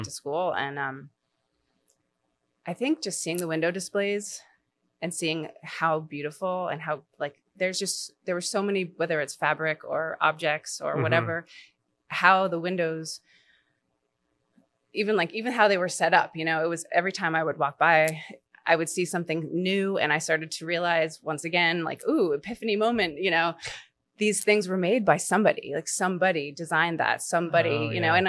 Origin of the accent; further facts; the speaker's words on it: New York, United States; born there; also born or lived in Atlanta / Connecticut / London / Maine; I was born in New York. We lived there. We moved around my whole life. So the only real place that I've ever felt like was home was Maine.